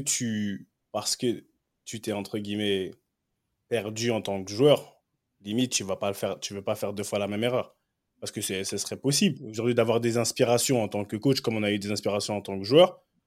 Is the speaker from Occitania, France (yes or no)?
no; Paris, Île-de-France, France; nous, on est des Parisiens purs et durs